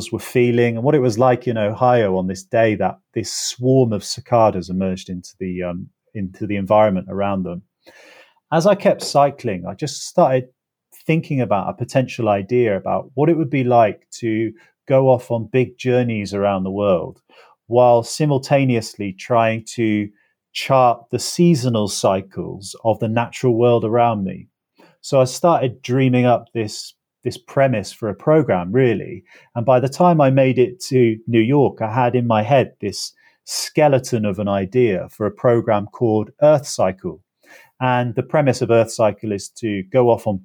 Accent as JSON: {"language": "English", "region": "England", "country": "United Kingdom", "tie": "born or raised there", "said": "So, growing up in England, I was used to everything being divided, the natural world around me being divided up."}